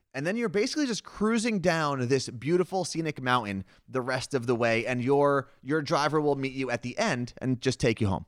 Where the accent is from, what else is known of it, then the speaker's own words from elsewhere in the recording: Seattle, Washington, United States; we are from Seattle